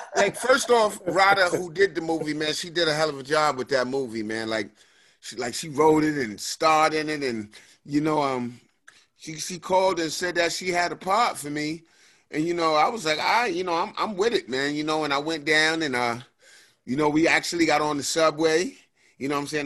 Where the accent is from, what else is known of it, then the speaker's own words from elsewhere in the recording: New York City, New York, United States; also born or lived in New Rochelle; I grew up, you know, um, between the Bronx and New Rochelle, which is a suburb of the Bronx.